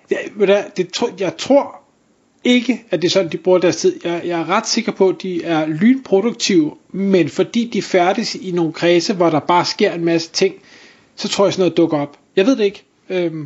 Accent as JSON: {"language": "Danish", "area": "North Zealand, by Bagsværd Lake", "region": "Capital Region of Denmark", "country": "Denmark", "tie": "born or raised there", "said": "det område, hvor jeg voksede op i, i sin tid i Nordsjælland, lige ved, øh, ved Bagsværd Sø"}